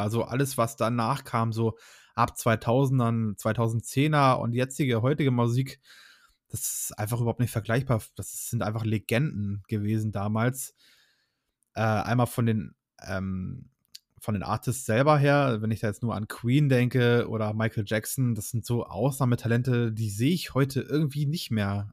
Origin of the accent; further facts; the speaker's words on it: Hamburg, Germany; moved away; wir kommen beide ursprünglich aus Hamburg eigentlich